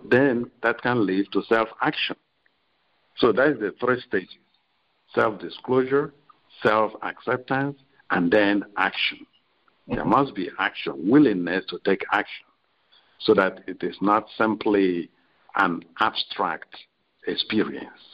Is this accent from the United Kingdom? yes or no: no; Nigeria; moved away as an adult; also born or lived in Rome / Chicago; I'm a Nigerian um, originally